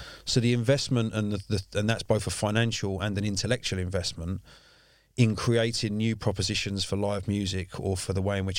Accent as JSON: {"language": "English", "region": "London", "country": "United Kingdom", "tie": "born or raised there", "said": "I mean, I grew up in South East London. I've lived here all my life."}